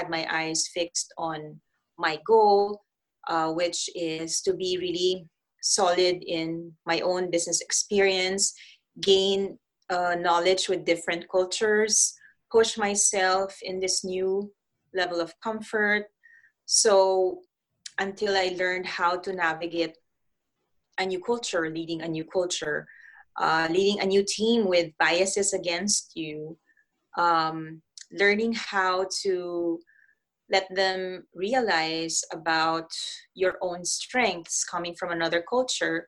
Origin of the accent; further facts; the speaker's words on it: Philippines; moved away as an adult; also born or lived in Switzerland / Middle East; I come from Philippines